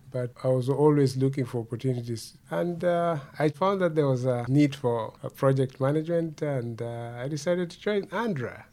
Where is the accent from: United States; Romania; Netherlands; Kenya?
Kenya; Kendu Bay, Homa Bay County; now in Canada; I was re- born and raised in Kenya. I come from a small town called Kendu Bay